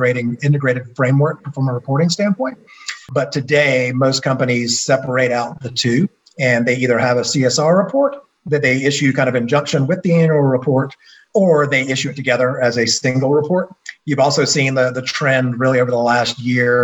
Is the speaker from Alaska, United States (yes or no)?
no; Athens, Georgia, United States; Born and raised in Athens, Georgia, home of the University of Georgia